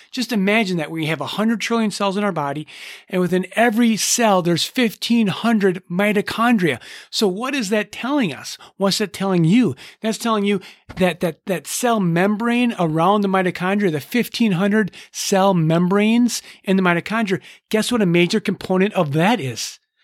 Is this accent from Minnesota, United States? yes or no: yes; Minnesota, United States; I'm from Minnesota